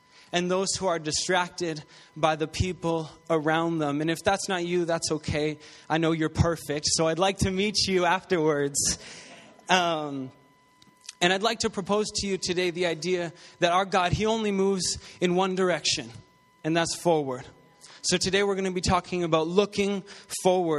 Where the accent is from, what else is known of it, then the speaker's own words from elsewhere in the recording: St. Catharines, Ontario, Canada; now in Greater Toronto Area, Canada; I was born and raised in St. Catharines, Ontario